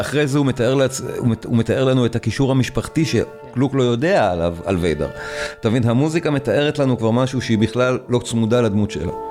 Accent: Israel; אנחנו פשוט כישראלים

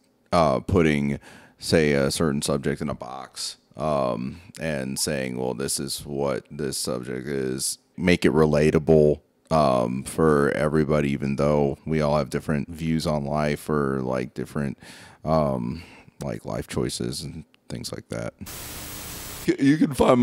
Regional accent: Mansfield, Ohio, United States; now in Akron, United States; I am originally from Mansfield, Ohio

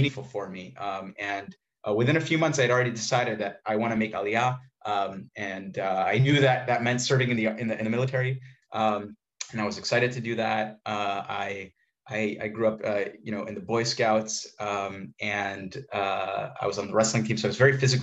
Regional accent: New York, United States; moved away as an adult; now in Jerusalem, Israel; Originally from New York, from the Lower East Side

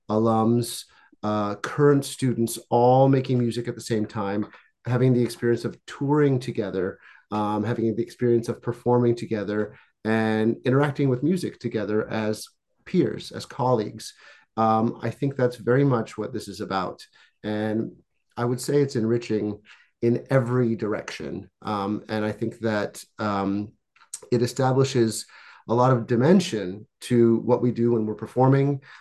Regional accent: Canada; also born or lived in Czechoslovakia / France; Um, I was born in what was Czechoslovakia, and uh, I grew up in Canada and France.

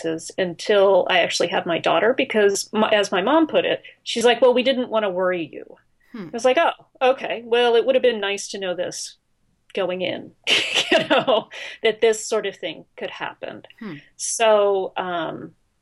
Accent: Pittsburgh, Pennsylvania, United States; I grew up in Pittsburgh

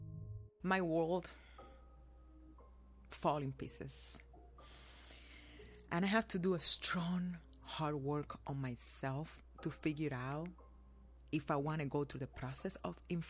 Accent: Cuba; born or raised there; now in United States

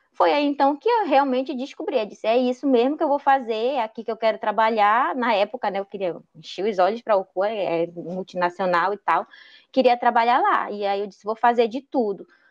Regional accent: Juruti, Pará, Brazil; eu sou de Juruti, tenho 26 anos

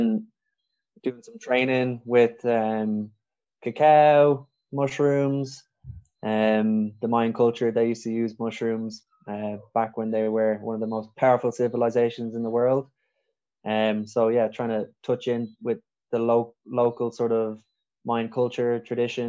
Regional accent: Dublin, Leinster, Ireland; I'm originally from Dublin

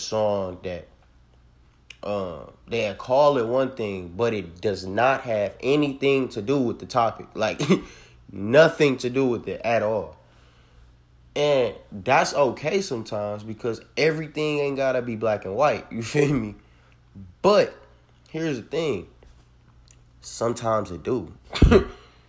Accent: Detroit, Michigan, United States; I'm from Detroit, Michigan

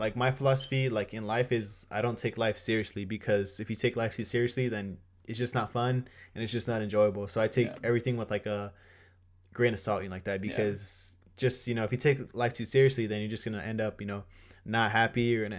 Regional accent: California, United States; Boston Celtics. Even though I'm from SoCal.

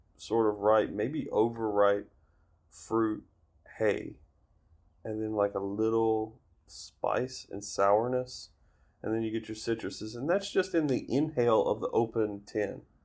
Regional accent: Alabama, United States; "Alabama." Yeah, but like, where before that? It's like, no, dude, I was raised here

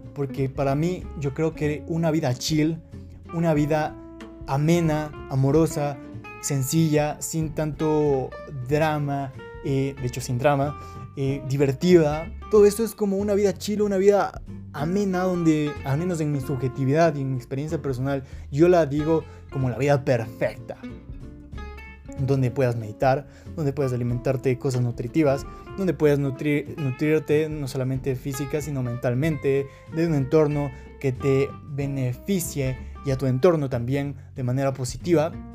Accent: Quito, Pichincha, Ecuador; soy de Quito, Ecuador

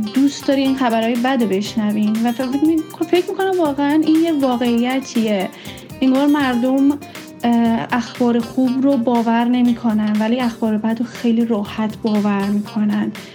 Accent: Iran; now in Australia; من ایرانی هستم

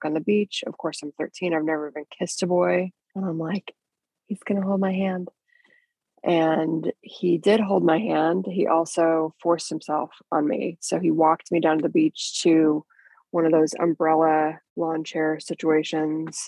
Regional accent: Kansas City, Missouri, United States; I grew up in Kansas City. People often say Kansas or Missouri, and it's really both because the city is divided down the middle by the state line, so you go back and forth all day. But that's where I was raised

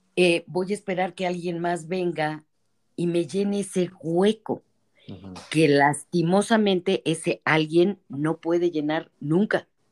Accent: Mexico; las mexicanas, somos hijas de la revolución

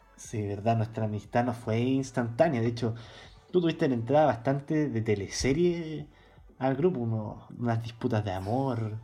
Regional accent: Santiago, Santiago Metropolitan, Chile; Soy un joven de Santiago

